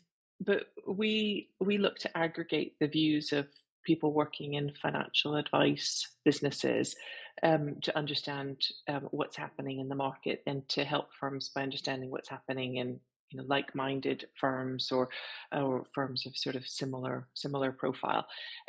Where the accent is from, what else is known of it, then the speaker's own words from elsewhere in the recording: Canada; accent: French Canadian; I'll say it with my French Canadian accent.